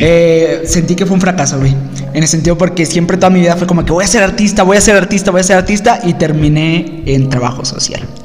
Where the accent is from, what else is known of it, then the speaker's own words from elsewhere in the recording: Mexico; nosotros como mexicanos